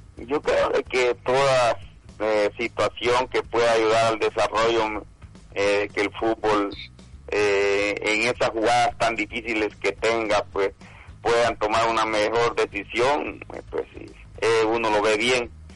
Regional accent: El Salvador; nosotros como salvadoreños

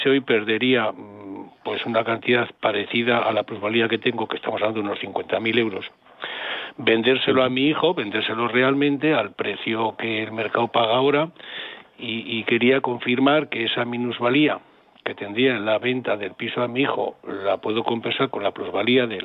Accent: Teruel, Aragon, Spain; Los que somos de Teruel, porque cuando hace aquí Mire, si sé que existe que cuando aquí se caen los, pajos, los, pájaros los árboles de calor, yo me voy a Teruel.

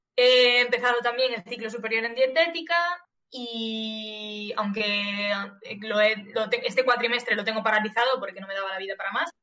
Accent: Galicia, Spain; moved away as an adult; now in Catalonia, Spain; soy gallega

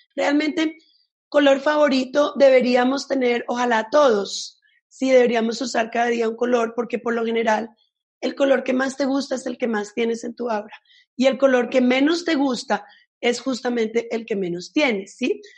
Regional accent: Italy; yo soy italiana

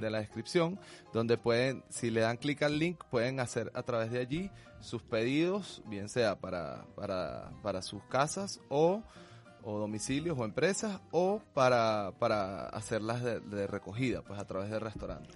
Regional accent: Venezuela; somos venezolanos

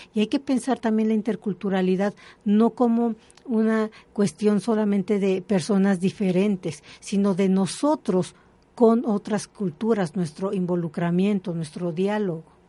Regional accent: Mexico City, Mexico; Yo soy de aquí, de la Ciudad de México, mm, mm. pero he estado en muchos lugares

